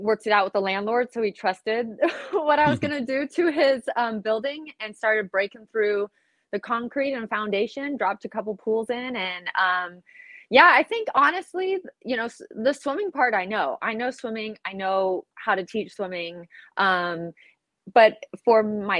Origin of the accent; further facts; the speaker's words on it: Southern California, United States; I grew up in Southern California